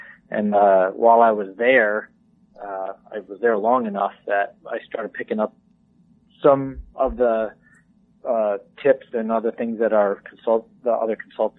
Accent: Northeast, United States; So I grew up in the Northeast, and I live and work out of my home in New York State, and grew up, like many QDMA employees, as a deer hunter.

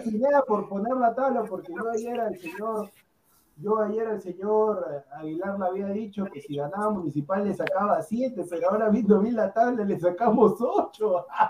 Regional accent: Peru; yo como peruano

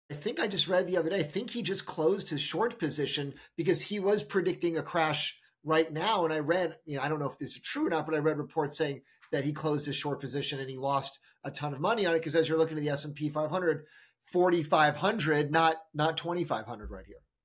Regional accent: United States

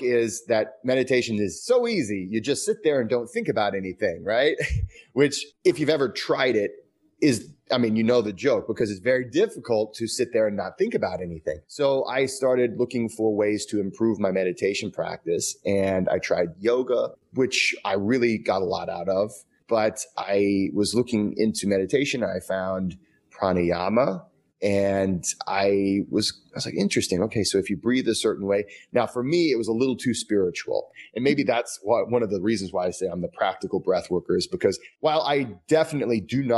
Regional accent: Midwest, United States; I am from the Midwest

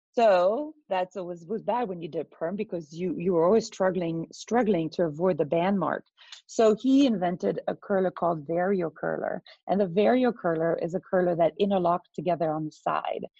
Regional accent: Belgium; I'm actually from Belgium. So, a tiny little country in Europe

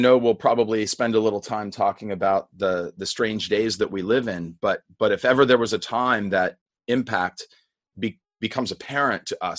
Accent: Indiana, Pennsylvania, United States; now in North Carolina, United States; I grew up in Western Pennsylvania, not far from Pittsburgh, in the little college town of Indiana, Pennsylvania.

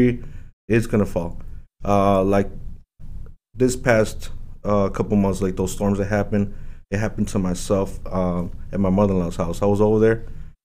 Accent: Aurora, Illinois, United States; I was living right here on the west side. Okay. Went to, you know, all the West Aurora elementary schools

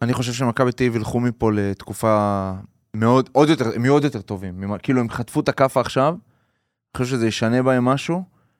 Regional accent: Haifa, Haifa District, Israel; בתור חיפאי

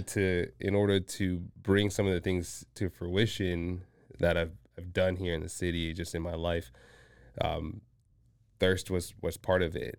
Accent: Washington, Virginia, DMV area, United States; also born or lived in Zambia / Mozambique; spent majority of my upbringing in, um, the D M V area

